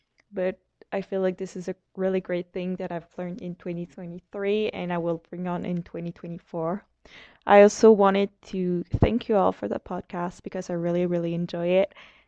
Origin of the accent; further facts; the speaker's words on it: Quebec, Canada; I'm from Quebec, Canada